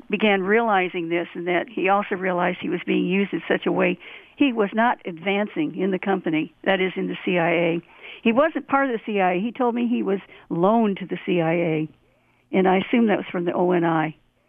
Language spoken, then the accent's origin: English; Florida, United States; Because I came from Florida. It was anti-Kennedy territory.